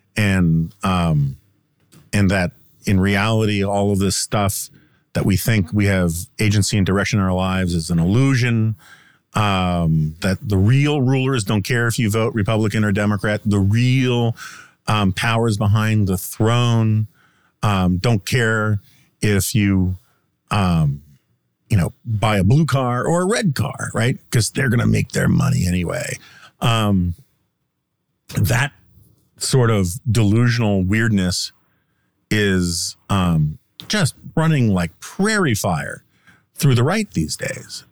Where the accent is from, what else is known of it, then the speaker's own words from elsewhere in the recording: United States; as an American